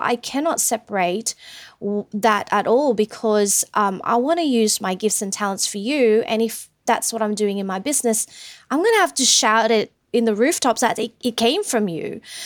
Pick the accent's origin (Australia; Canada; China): Australia; Sydney, New South Wales; also born or lived in Philippines; we migrated over here in Sydney back when I was ten years old. So went to school here, had high school here. Um, I'm basically an Aussie